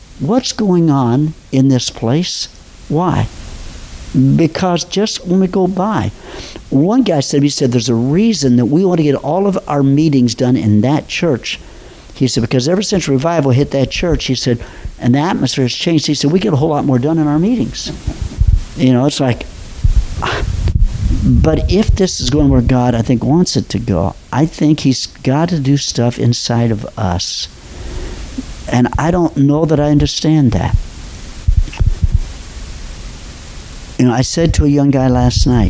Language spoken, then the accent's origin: English; Robinson, Illinois, United States; moved away; I'm from Southern Illinois. I grew up, graduated from high school in Robinson, Illinois.